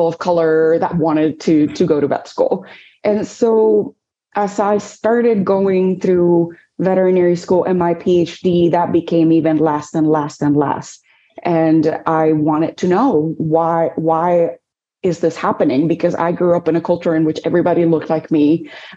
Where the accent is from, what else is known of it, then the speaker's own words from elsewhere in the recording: Dominican Republic; moved away; also born or lived in New York City; I grew up in the Dominican Republic, and there my mom is a veterinarian.